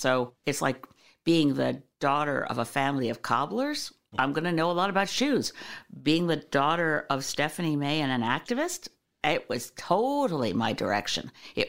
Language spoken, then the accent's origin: English; Canada; This is a wonderful thing about being Canadian